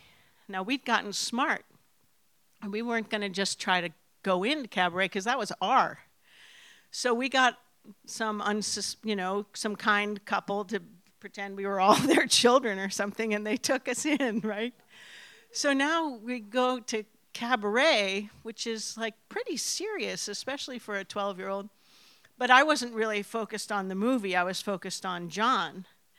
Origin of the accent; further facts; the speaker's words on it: New York City, New York, United States; moved away; when I was little, I grew up in New York City, and lived on a quiet little street